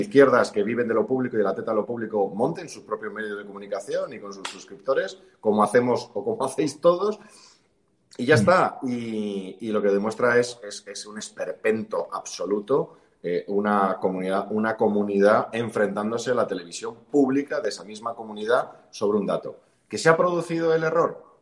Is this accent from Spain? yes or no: yes; Spain; los españoles